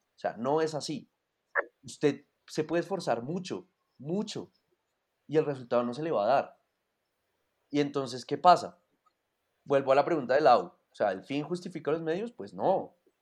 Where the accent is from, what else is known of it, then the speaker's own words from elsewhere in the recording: Colombia; nacimos en Colombia